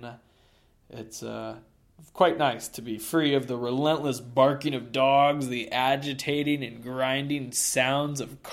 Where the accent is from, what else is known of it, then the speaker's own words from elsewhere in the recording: Boulder, Colorado, United States; it's in my hometown of Boulder